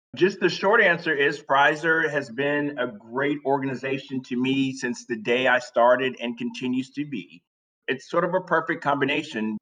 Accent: South Carolina, United States; moved away as an adult; now in New York, United States; I'm from South Carolina, grew up in South Carolina

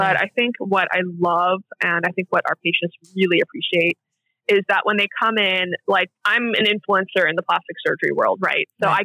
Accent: Iran; moved away; growing up in Iran

